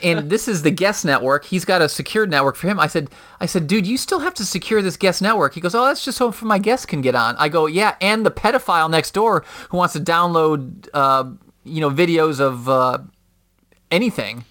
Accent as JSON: {"language": "English", "town": "Schaumburg", "region": "Illinois", "country": "United States", "tie": "born or raised there", "also_born_or_lived": "Chicago / Charlotte", "said": "That's where I'm from"}